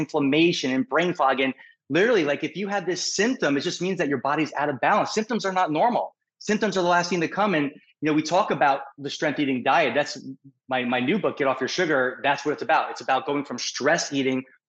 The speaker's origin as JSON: {"language": "English", "town": "New York City", "region": "New York", "country": "United States", "moved": "as an adult", "lives_now": "Newport Beach, United States", "said": "I'm a New Yorker"}